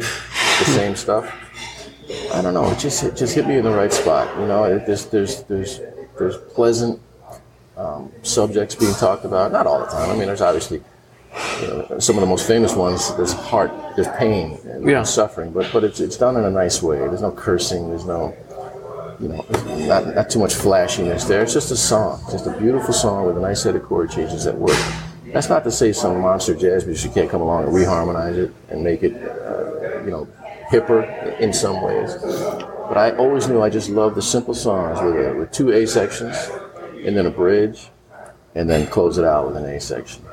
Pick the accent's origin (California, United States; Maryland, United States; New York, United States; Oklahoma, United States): New York, United States; now in Atlanta, United States; when I was growing up in New York